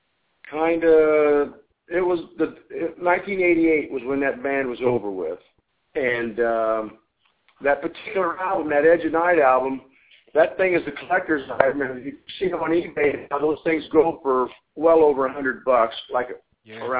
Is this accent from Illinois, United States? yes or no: yes; Southern Illinois, United States; moved away; also born or lived in California; I'm from Southern Illinois. I lived about 65 miles east of St. Louis, and I moved to California in 1982